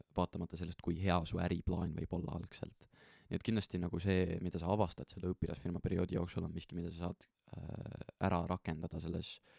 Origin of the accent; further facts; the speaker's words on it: Estonia; oleme siin ja oleme eestlased ja teeme seda Eestis